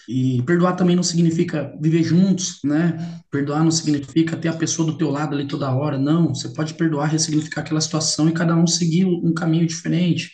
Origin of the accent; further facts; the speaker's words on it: Limeira, São Paulo, Brazil; Eu sou de Limeira, São Paulo.